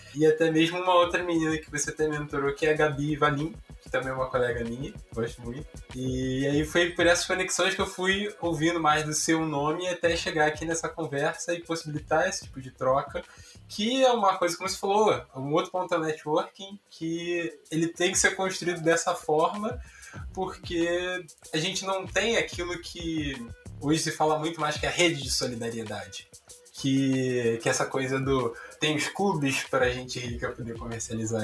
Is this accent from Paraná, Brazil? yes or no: no; São João de Meriti, Rio de Janeiro, Brazil; now in Rio de Janeiro, Brazil; vou aqui morando no Rio de Janeiro, vou aqui para São João de Meriti, que é onde eu nasci